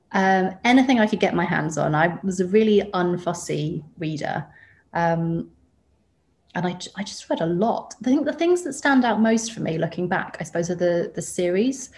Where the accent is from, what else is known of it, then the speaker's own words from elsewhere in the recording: West Molesey, South East England, United Kingdom; moved away as an adult; also born or lived in Ireland (family); now in Sydney, Australia; so I grew up just outside London um, okay. in a suburb called West Molesey